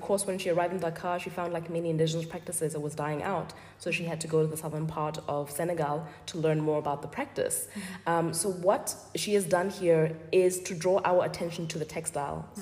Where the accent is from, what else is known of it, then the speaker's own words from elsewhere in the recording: Botswana; I'm from Botswana